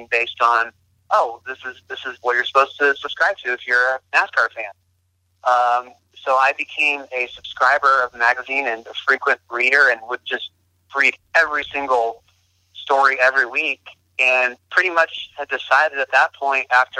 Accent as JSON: {"language": "English", "area": "Bay Area", "region": "California", "country": "United States", "tie": "born or raised there", "also_born_or_lived": "Charlotte", "moved": "as an adult", "said": "I grew up in the Bay Area and in California"}